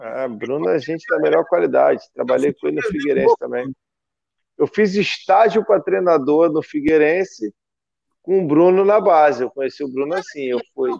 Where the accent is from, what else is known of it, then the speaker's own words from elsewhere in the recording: Brazil; sou brasileiro